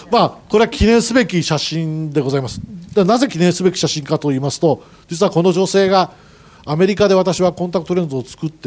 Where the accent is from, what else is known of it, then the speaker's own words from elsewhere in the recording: Nagoya, Aichi, Japan; also born or lived in Kyoto; 母の実家が京都ですので京都で里帰りした母が私を見まして、京都出身でございます。まあ、ただあの、育ちはずっと名古屋でございまして、決して京都弁が出るわけではございません。